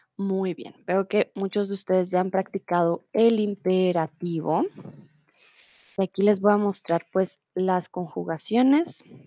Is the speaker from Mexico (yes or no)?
no; Colombia; soy de Colombia